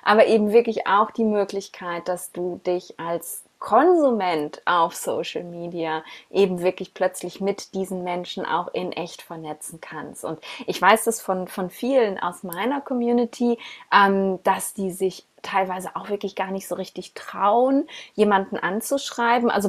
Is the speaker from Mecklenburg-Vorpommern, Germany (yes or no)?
no; Essen, North Rhine-Westphalia, Germany; ich bin jetzt gerade wieder in, in, in Essen, in meiner Heimatstadt, nach langer, langer Zeit